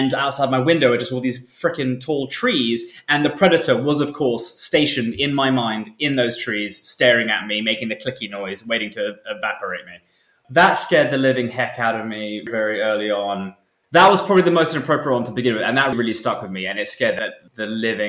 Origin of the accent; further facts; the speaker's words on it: United Kingdom; being a British person